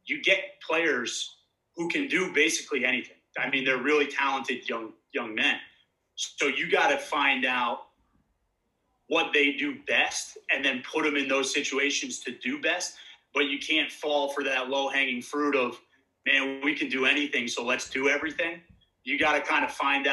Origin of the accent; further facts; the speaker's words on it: New Jersey, United States; moved away as an adult; also born or lived in Poughkeepsie, New York; I am from New Jersey originally.